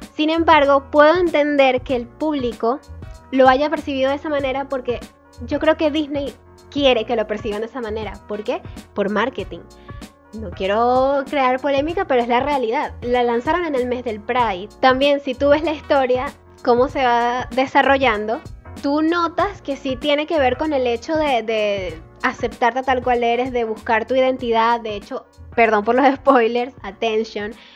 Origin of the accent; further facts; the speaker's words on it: Venezuela; nosotros como venezolanos